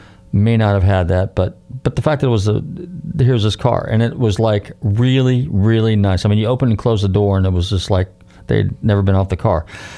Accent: California, United States; And growing up in Northern California, there was a few dealerships, and I had seen those.

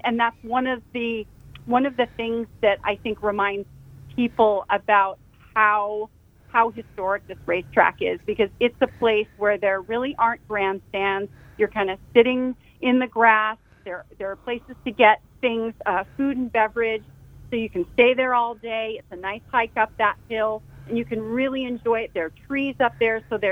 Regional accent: Carmel Valley, California, United States; I grew up in Carmel Valley. And, in fact, my family moved here in the mid-70s because of Laguna Seca

